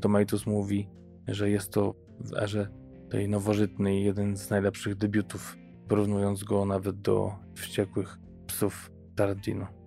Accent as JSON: {"language": "Polish", "country": "Poland", "said": "u nas w Polsce"}